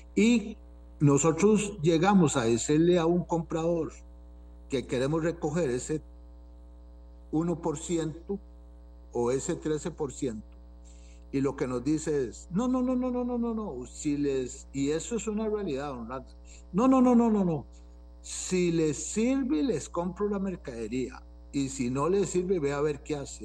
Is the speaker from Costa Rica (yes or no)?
yes; Costa Rica; uno que es eh, tico